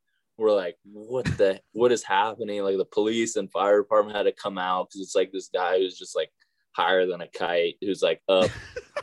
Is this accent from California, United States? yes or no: yes; California, United States; I'm from California